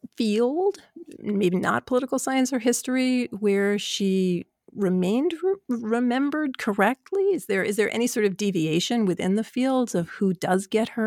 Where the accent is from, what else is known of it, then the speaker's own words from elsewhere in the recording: New York, United States; I've never really understood it as a New Yorker.